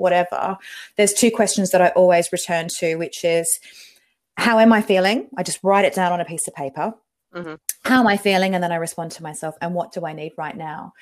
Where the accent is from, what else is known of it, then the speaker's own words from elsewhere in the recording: Western Australia, Australia; also born or lived in Victoria, Australia; I grew up in Western Australia, but I was originally from the East Coast in Victoria